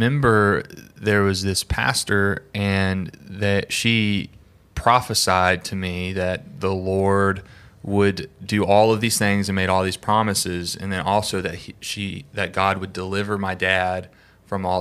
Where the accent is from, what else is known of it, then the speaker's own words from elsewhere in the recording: the South, United States; I grew up in the South